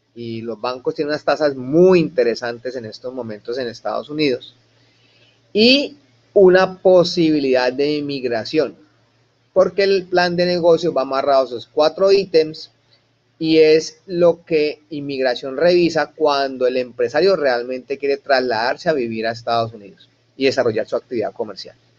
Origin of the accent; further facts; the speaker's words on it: Colombia; now in United States; yo como empresario colombiano